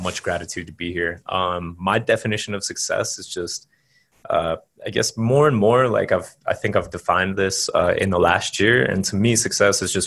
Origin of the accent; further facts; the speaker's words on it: Carbondale, Colorado, United States; moved away as an adult; also born or lived in Colombia / Panama / Costa Rica / Spain; I grew up in Colorado, as you said. I grew up in a little town called Carbondale near Aspen.